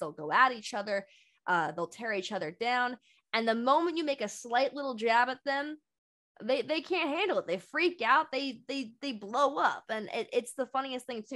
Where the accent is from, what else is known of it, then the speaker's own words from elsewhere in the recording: Bay Area, California, United States; I'm from the Bay Area